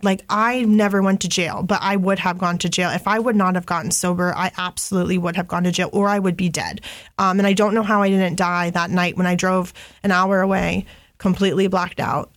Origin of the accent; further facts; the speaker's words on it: Grandview Heights, Ohio, United States; I'm from Grandview, and Grandview's right by the hilltop. It's not far from Franklinton